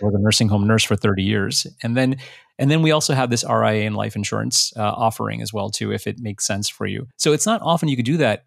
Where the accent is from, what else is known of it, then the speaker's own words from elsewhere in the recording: United States; English is a second language; I was a first generation born here. I was born a year after my parents migrated here. I didn't speak any English until I was five years old.